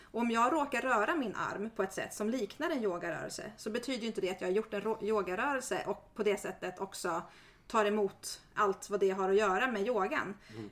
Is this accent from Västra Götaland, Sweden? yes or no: no; Järna, Stockholm County, Sweden; Jag är uppvuxen i Järna och mina föräldrar är missionärer